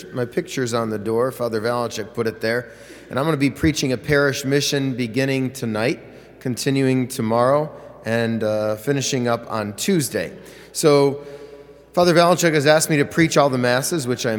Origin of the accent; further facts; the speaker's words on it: Parma, Ohio, United States; also born or lived in Cleveland, Ohio; I'm from Parma.